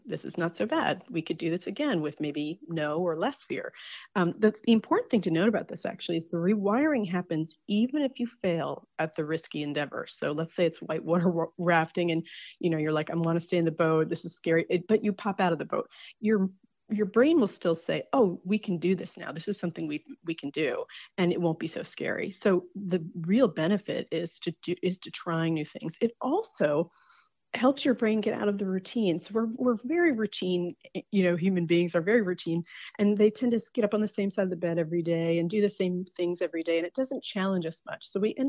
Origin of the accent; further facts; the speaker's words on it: New Jersey, United States; born there; I was born in New Jersey. I went to NC State.